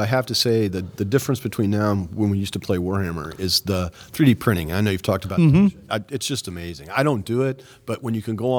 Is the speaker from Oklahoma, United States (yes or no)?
yes; Norman, Oklahoma, United States; I'm actually from Norman, which is just a suburb, yep, essentially, of Oklahoma.